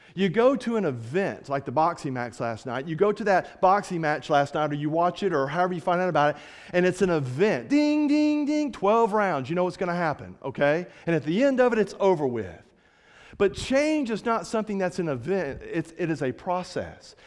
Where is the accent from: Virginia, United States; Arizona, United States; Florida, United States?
Florida, United States; Fort Walton Beach; moved away as an adult; also born or lived in Kentucky; now in Montgomery, United States; I'm from Florida